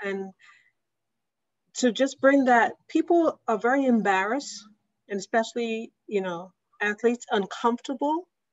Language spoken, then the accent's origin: English; New York City, New York, United States; I was raised in the North Bronx